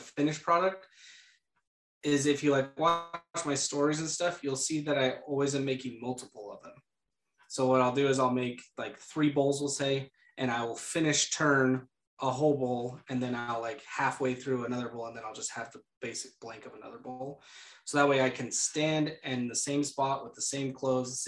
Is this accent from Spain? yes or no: no; San Diego, California, United States; now in Idaho, United States; I grew up in San Diego